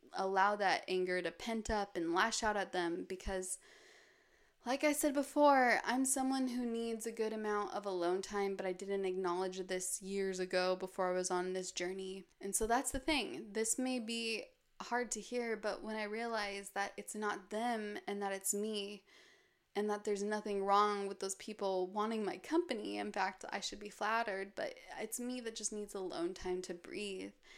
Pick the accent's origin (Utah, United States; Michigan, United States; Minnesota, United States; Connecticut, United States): Utah, United States; Park City; moved away; my hometown, Park City, which is surrounded by mountains